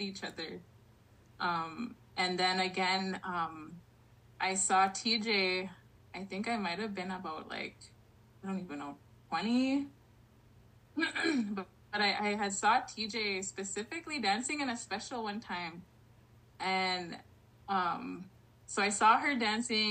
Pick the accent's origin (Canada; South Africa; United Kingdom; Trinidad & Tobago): Canada; Long Plain First Nation, Manitoba; I'm from the Long Plain First Nation out of Manitoba, as well as the Niganit Cree Nation here in Southwest Saskatchewan.